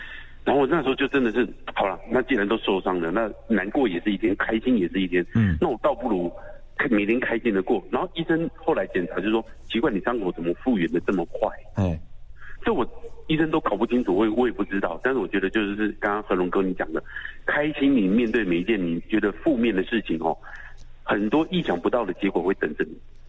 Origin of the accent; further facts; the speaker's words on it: Taiwan; accent: Taiwanese Mandarin; 啊，但是它是因为我们台湾国语哦，有时候会念错嘛